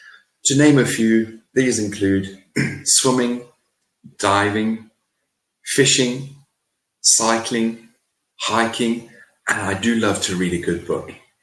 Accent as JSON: {"language": "English", "country": "United Kingdom", "said": "I am from the United Kingdom."}